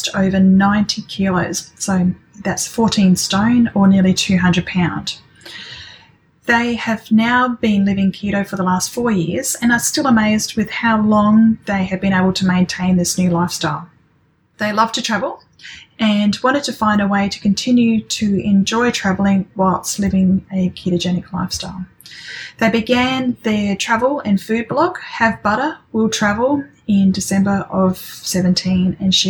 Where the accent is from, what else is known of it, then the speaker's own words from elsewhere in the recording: Adelaide, South Australia, Australia; Adelaide, where I'm from.